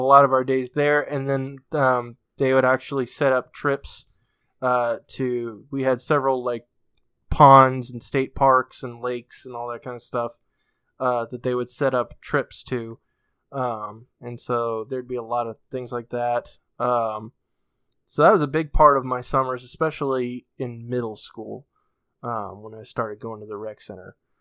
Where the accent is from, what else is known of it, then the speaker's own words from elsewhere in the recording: New England, United States; I'm from New England